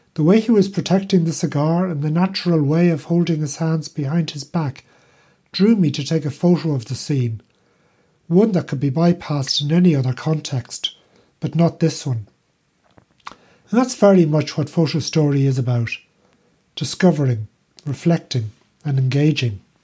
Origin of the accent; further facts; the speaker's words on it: Ireland; now in Netherlands; I'm Irish